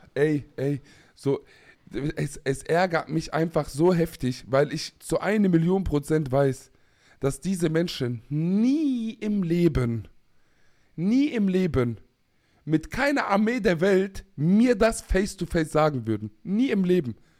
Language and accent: German; Palestine; ich als Palästinenser